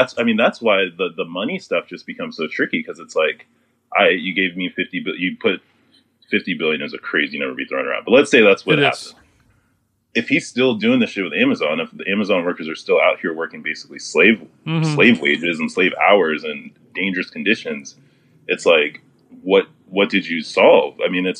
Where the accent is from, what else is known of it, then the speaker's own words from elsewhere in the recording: Houston, Texas, United States; moved away as an adult; I'm from Houston, so born and raised up to 18 in Houston.